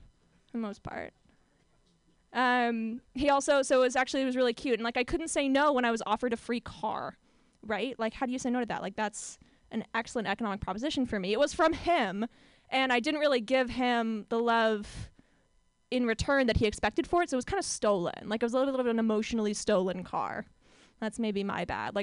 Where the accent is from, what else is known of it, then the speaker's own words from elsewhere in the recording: Orange County, California, United States; I am from Orange County, California